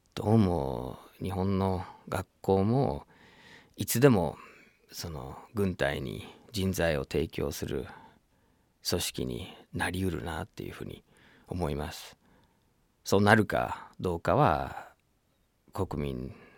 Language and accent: Japanese; United States; Japanese is a second language; now in Japan; 自分の母 国アメリカ